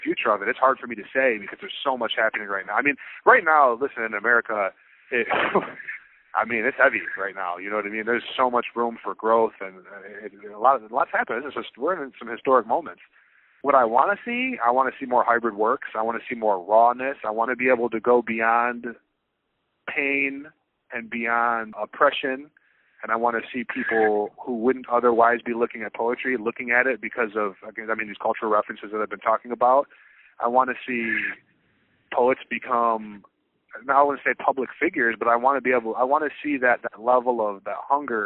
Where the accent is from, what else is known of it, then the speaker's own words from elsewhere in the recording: Clarkston, Michigan, United States; now in Freeland, United States; I grew up outside of Detroit, to be more fair, outside of Pontiac, Michigan